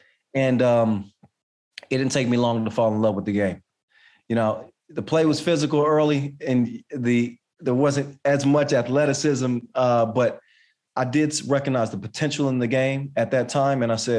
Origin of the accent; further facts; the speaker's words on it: United States; And you know, I could be biased because obviously I'm from the United States